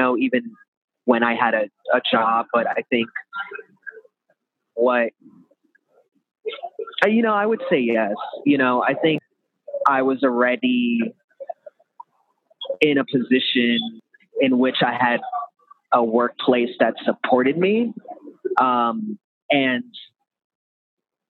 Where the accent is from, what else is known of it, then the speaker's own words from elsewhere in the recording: New York, United States; I'm from New York originally